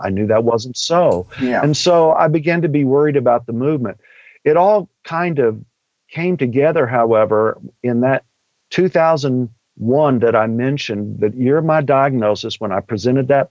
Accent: Texas, United States; I'm from Texas and I'm an old redneck at heart.

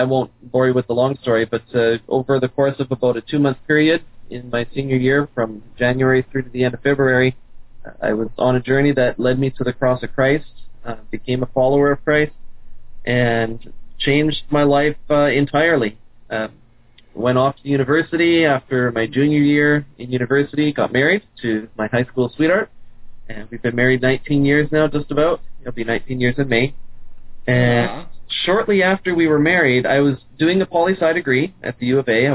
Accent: Sherwood Park, Alberta, Canada; moved away as an adult; also born or lived in Louisville, Kentucky; now in Shawnee, United States; I was raised in Canada. Edmonton, Alberta is home. I grew up in a suburb just outside of Edmonton, Sherwood Park, Alberta

